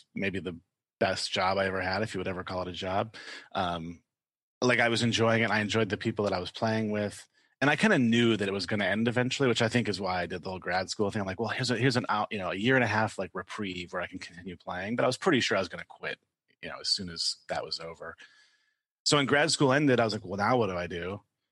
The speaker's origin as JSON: {"language": "English", "town": "Detroit", "region": "Michigan", "country": "United States", "tie": "born or raised there", "also_born_or_lived": "California", "moved": "as an adult", "lives_now": "Durham, United States", "said": "I'm originally from Michigan, the Detroit area"}